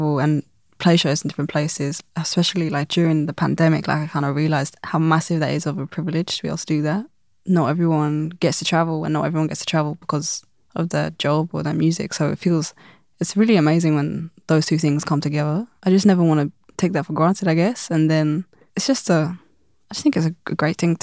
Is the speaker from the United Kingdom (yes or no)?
yes; London, United Kingdom; growing up in London